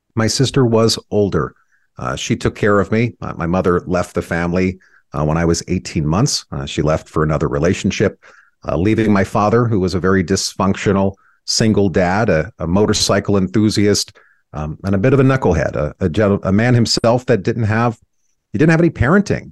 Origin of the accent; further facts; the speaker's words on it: Rainbow, California, United States; first memories I had were in this dilapidated house in a town called Rainbow, California, uh, just outside of a, a town called Temecula